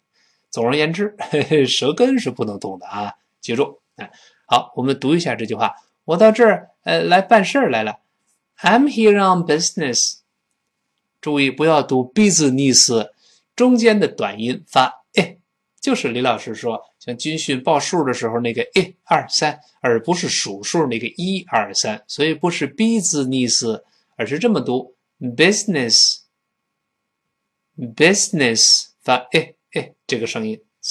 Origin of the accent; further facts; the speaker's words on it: China; 我们中国人不习惯。